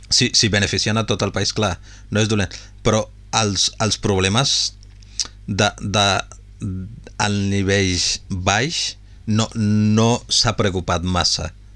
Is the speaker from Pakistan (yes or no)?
yes; Punjab, Pakistan; moved away; jo sóc de Pakistan